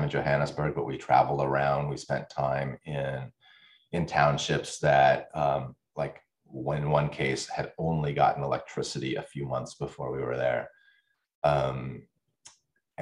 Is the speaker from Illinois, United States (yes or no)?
no; Washington, United States; my experience growing up in the United States